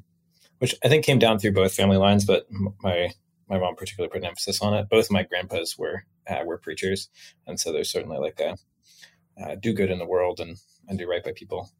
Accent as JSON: {"language": "English", "town": "Pullman", "region": "Washington", "country": "United States", "tie": "born or raised there", "said": "Beautiful. First off, the Palouse is what that region is called. It's just absolutely beautiful."}